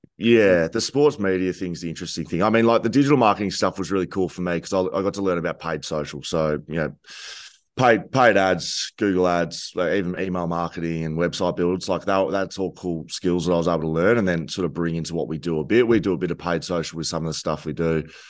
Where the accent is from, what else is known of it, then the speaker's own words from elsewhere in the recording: Geelong, Victoria, Australia; moved away; also born or lived in Torquay; I grew up in Geelong